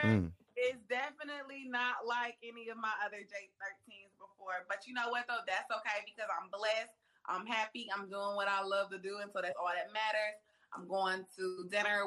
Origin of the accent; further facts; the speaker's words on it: Atlanta, Georgia, United States; also born or lived in Savannah, Georgia; I was already in Atlanta. I'm from Atlanta, Georgia